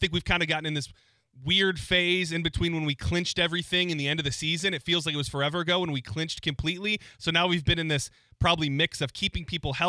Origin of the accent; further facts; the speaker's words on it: Detroit, Michigan, United States; moved away; I'm from Detroit and I grew up watching the Red Wings